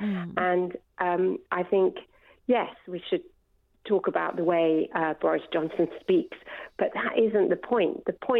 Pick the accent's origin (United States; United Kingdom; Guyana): United Kingdom; I'm a British doctor working in the NHS as well.